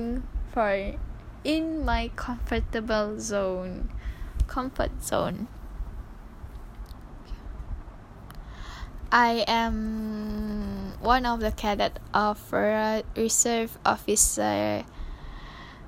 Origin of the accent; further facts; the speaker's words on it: Sandakan, Sabah, Malaysia; my hometown is in Sandakan, Sabah